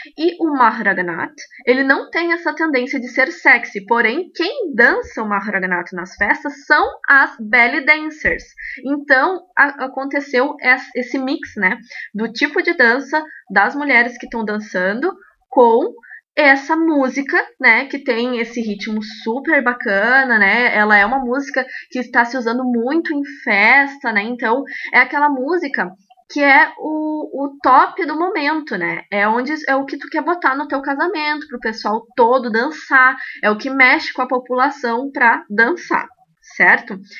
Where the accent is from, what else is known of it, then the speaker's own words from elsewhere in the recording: Rio Grande do Sul, Brazil; sou do Rio Grande do Sul.